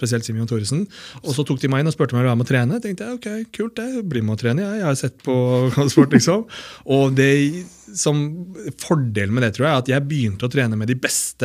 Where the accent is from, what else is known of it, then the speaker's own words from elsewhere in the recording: Oslo, Norway; jeg vokste opp på Holmlia